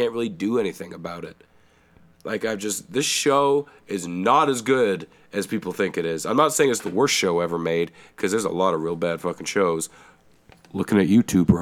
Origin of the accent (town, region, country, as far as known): Canada; accent: Canadian